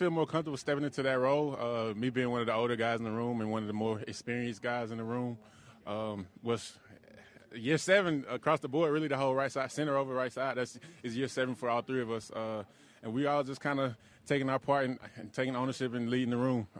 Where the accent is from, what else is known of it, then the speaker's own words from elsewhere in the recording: United States; I'm from Texas, Georgia